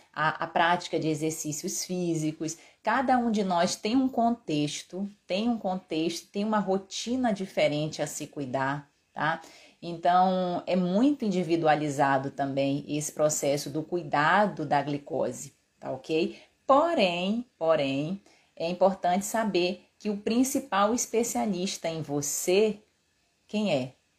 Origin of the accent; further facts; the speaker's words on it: Pará, Brazil; eu sou paraense, meu pai é cearense